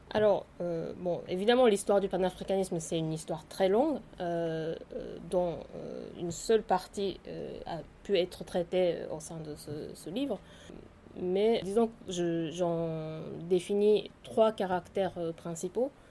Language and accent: French; Japan; French is a second language; moved away as an adult; also born or lived in Tokyo / Paris; je suis née et grandie au Japon